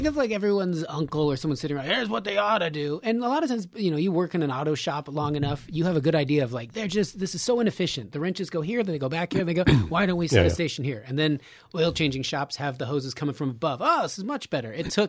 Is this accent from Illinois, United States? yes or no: no; Reno, Nevada, United States; born or raised there